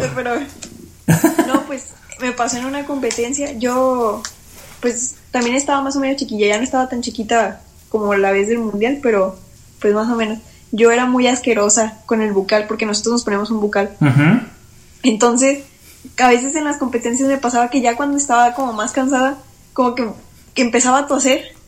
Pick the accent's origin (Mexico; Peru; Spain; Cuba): Mexico; Nuevo León; now in Mexico City, Mexico; los de mi estado